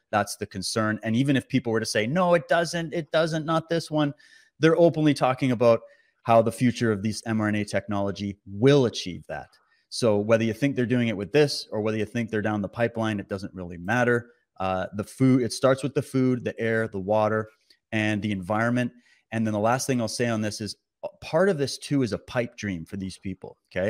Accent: Canada; as a Canadian

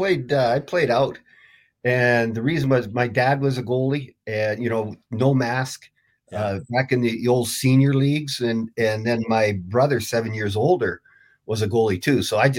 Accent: Grande Prairie, Alberta, Canada; now in Reno, United States; I'm on the Nevada side, and I'm from Alberta. I'm from Grand Prairie, Alberta.

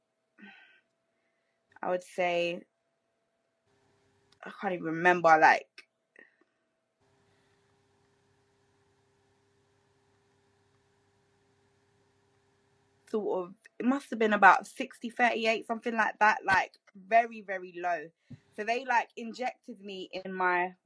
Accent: London, United Kingdom; when you're from here

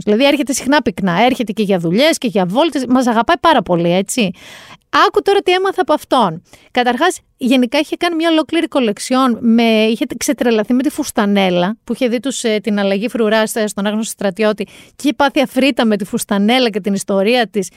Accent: Mani, Peloponnese, Greece; στο χωριό μου εκεί στη Μάνη

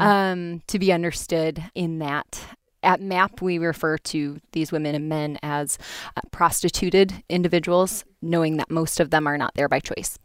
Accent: Grand Rapids, Michigan, United States; I am from Grand Rapids, grew up here, and stayed on the wonderful west side of Michigan

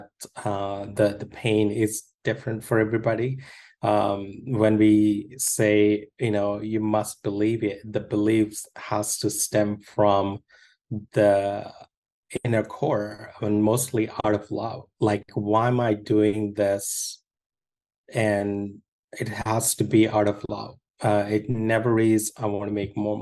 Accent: India; moved away; I grew up in India

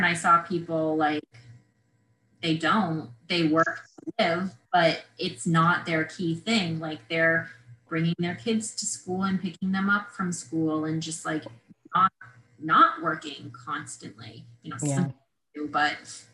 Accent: Vermont, United States; moved away as an adult; I was born and raised in Vermont. So I grew up in a really small town

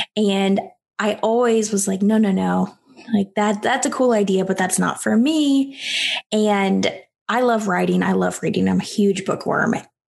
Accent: South Carolina, United States; I grew up in South Carolina inside the Bible Belt. And so I always grew up going to church, going to youth group

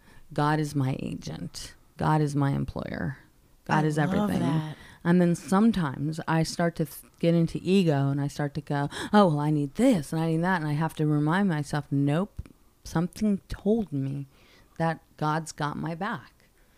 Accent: Oceanside, California, United States; Well, you know, my hometown is Oceanside. So I had a lot of family down there and friends in that audience who knew me

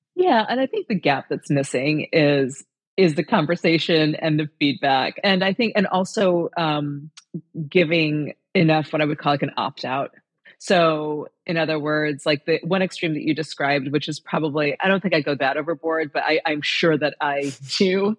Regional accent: Indiana, United States; moved away; I'm here in Indiana today

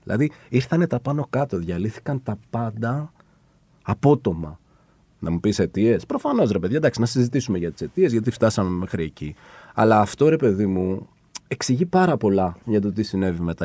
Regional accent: Nea Smyrni, Attica, Greece; moved away as an adult; also born or lived in Exarchia, Athens; εγώ γεννηθεί νεασμένη.

